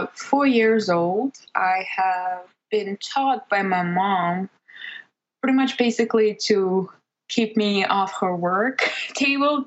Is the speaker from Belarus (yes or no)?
yes; Belarus; English is a second language; moved away; back in my home country where I was born and grew up, Belarus